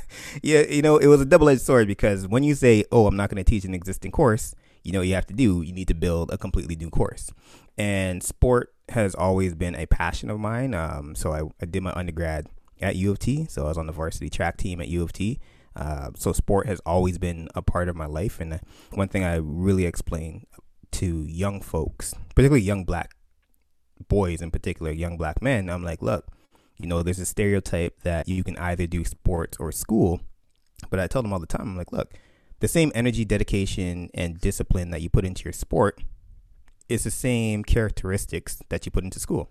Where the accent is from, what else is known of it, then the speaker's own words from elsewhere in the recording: Canada; My family's from Barbados, you know, growing up in Canada